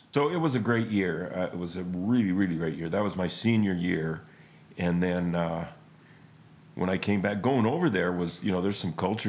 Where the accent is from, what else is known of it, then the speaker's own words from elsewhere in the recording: Spokane, Washington, United States; East side, kind of by, Second and Freya.